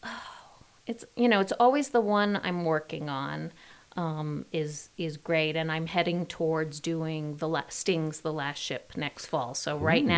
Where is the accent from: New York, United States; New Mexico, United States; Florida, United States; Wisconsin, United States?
New York, United States; moved away as an adult; now in Utah, United States; I come from New York, born and raised there